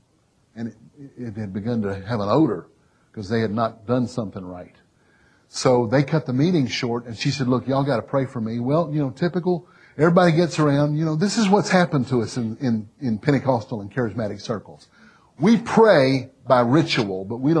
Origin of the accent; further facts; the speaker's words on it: Mississippi, United States; I'm from Mississippi